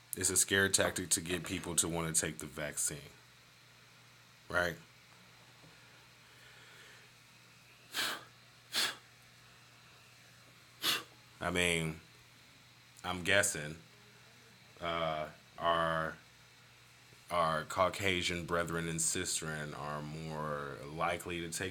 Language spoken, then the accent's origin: English; Michigan, United States; now in Johnson City, United States; I'm from Michigan